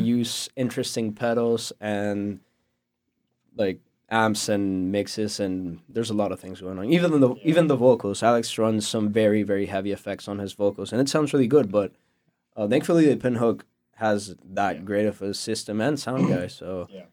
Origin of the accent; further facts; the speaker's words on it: Venezuela; moved away as an adult; now in North Carolina, United States; I'm from Venezuela. I moved here almost a year ago.